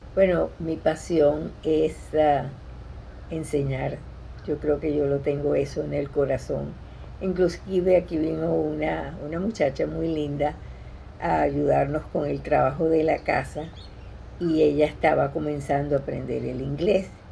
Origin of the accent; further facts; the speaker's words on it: Caracas, Capital District, Venezuela; also born or lived in Tarrytown, New York; now in Coral Gables, United States; soy venezolana de Caracas